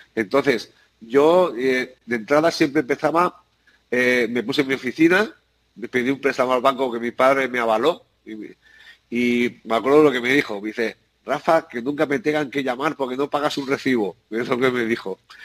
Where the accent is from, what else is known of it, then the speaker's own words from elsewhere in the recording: San Antonio, Balearic Islands, Spain; yo nací en Ibiza, porque mis padre fue el, primer pintor de coches que llegó a la isla y, y, nací allí. Pero soy ah. vicengo